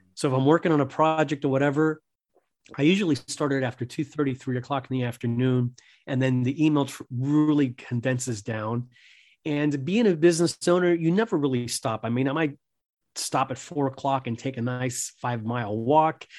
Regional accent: Miami, Florida, United States; I was born in Miami. my parents were Cuban immigrants

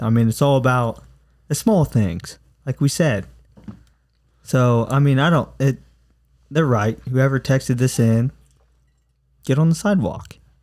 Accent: United States; as American citizens

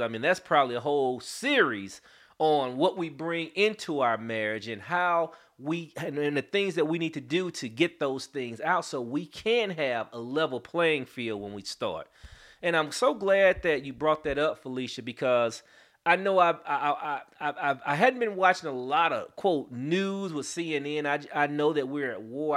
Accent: St. Louis, Missouri, United States; now in Atlanta, United States; I'm originally from Saint Louis, Missouri, but I've been in Atlanta, Georgia since nineteen ninety-one

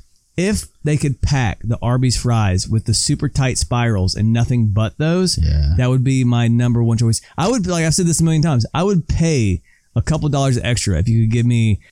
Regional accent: Southern California, United States; I'm from Southern California

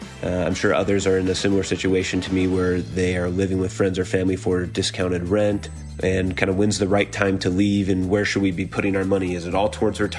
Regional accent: Seattle, Washington, United States; now in Northern Arizona, United States; I currently live in Northern Arizona. However, I'm originally from Seattle. I'm very lucky to be currently living in my parents' house that they built for retirement.

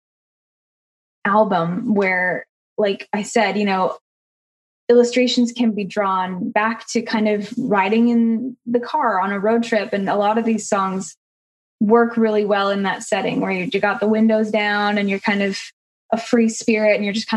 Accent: Alberta, Canada; moved away; growing up in Alberta, there's kind of no shortage of really beautiful outdoor landscape

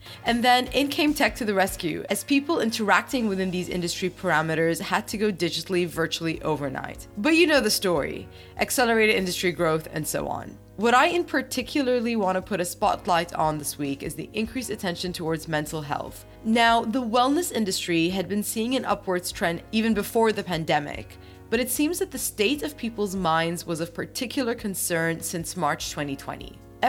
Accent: Bahrain; For the listeners who don't know, I'm from Bahrain, so it's quite nice to have the first female Bahrain guest as well

